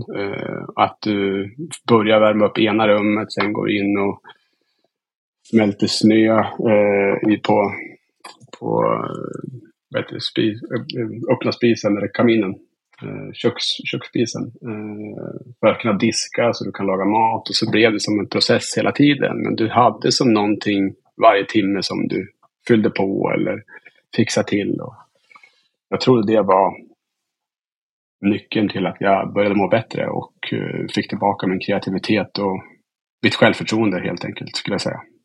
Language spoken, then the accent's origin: Swedish; Östersund, Jämtland, Sweden; also born or lived in Stockholm; Jag är uppväxt i Östersund